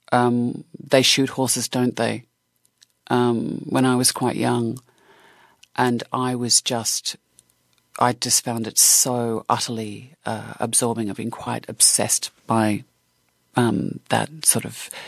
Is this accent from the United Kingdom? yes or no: no; Australia; Oh, God, not at all. Not at all. I mean, you, you think about the Australian uh, film industry in the 70s and 80s